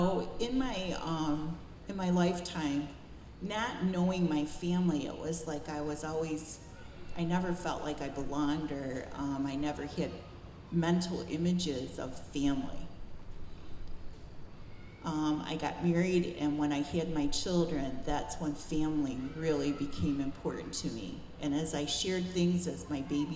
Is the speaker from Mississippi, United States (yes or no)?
no; Buffalo, New York, United States; also born or lived in Cattaraugus Reservation, New York; By three, my family had moved to Buffalo